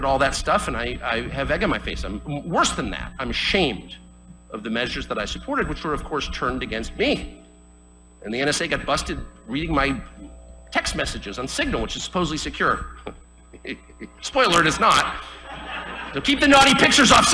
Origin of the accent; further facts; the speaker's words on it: United States; I am an American. I was born here. I will die here.